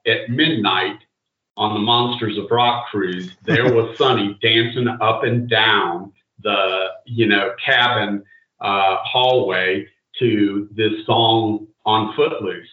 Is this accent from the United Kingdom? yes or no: no; the Bible Belt, United States; I grew up in the Bible Belt